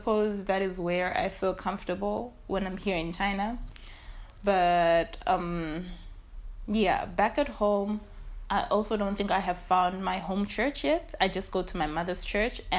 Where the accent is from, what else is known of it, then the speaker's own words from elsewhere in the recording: Lusaka, Lusaka Province, Zambia; also born or lived in Chinyama village, Lufwanyama District; I am from the outskirts of Lusaka